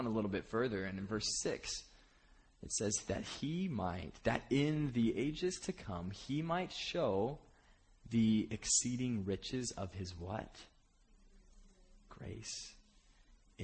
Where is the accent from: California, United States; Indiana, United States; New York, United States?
California, United States; Bakersfield; moved away; I was from Bakersfield growing up, which it's about as it sounds.